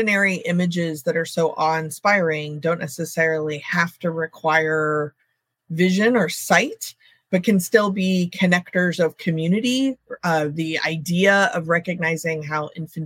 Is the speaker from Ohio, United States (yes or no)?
no; Texas, United States; now in Northern California, United States; I grew up in Texas originally